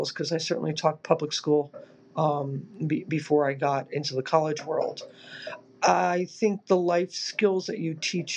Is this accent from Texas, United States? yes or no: no; New Jersey, United States; moved away; also born or lived in Massachusetts / Delaware; I was born in North Jersey